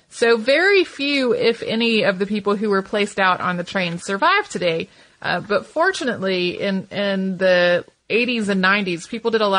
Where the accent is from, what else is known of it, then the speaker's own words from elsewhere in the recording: Santa Fe, New Mexico, United States; Growing up in Santa Fe with my dad curating a Navajo museum has affected my life in so many ways.